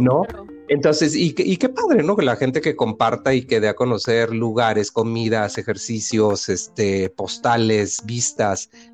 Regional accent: Sonora, Mexico; now in Mexico City, Mexico; en Sonora, de donde yo soy

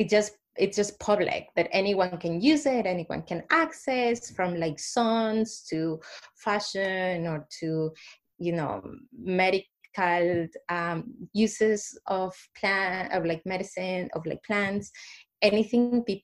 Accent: Ecuador; English is a second language; moved away as an adult; now in Canada; I come from a country that has a big population of Indigenous peoples

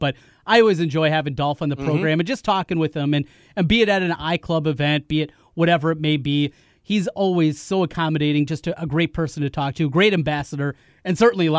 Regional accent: North Iowa, United States; we're both from North Iowa

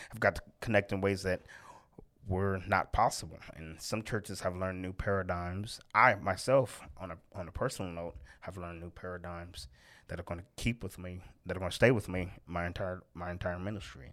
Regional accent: Oakland, California, United States; moved away; I'm from Oakland, California originally

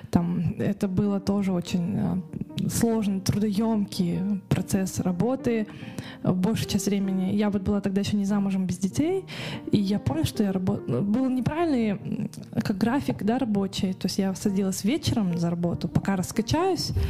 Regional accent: Karaganda, Karaganda Region, Kazakhstan; now in Almaty, Kazakhstan; потому что я приехала из Караганды, угу. и я никогда не была в этой сфере, да, я не была в Алмате, там, да, не проживала в этом городе

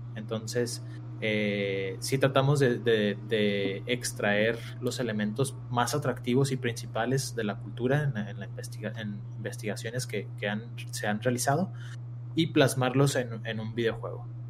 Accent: Mexico; somos mexicanos

